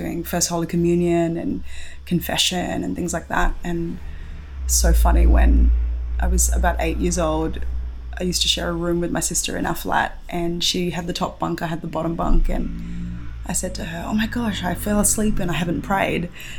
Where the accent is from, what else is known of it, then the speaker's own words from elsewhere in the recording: Sydney, New South Wales, Australia; I grew up in a suburb called Campsie here in Sydney, and I think I remember moving in there when I was 1 year old.